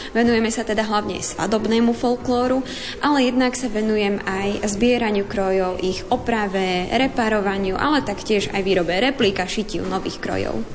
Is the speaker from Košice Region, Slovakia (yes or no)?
yes; Spišské Podhradie, Košice Region, Slovakia; pochádzam priamo zo Spišského podhradia.